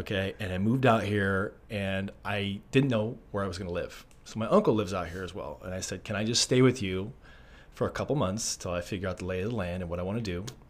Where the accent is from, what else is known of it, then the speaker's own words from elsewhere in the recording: Arizona, United States; moved away as an adult; I'm from Arizona originally. I am a Arizona transplant